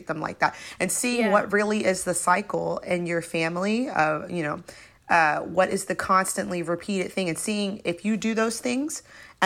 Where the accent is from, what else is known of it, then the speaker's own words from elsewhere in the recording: Florida, United States; growing up in the South, I know Florida isn't really like the South.